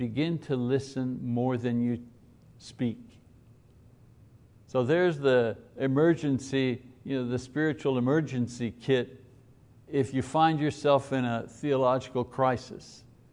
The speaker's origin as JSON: {"language": "English", "region": "Quebec", "country": "Canada", "tie": "born or raised there", "said": "you were a Catholic and you were growing up in Quebec in the 50s, which I was."}